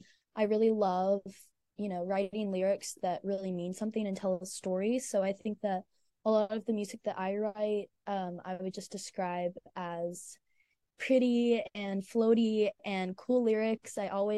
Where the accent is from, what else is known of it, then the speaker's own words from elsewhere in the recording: Virginia, United States; born there; also born or lived in Nashville / Mississippi; I was born in Virginia, but I also lived in Nashville and Mississippi.